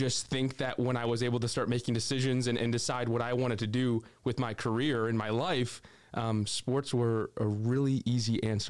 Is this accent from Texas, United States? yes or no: no; Dearborn Heights, Michigan, United States; moved away as an adult; also born or lived in Bismarck, North Dakota; now in Savannah, United States; from Michigan, right outside Detroit. Dearborn Heights was my hometown, and studied broadcasting at Central Michigan University.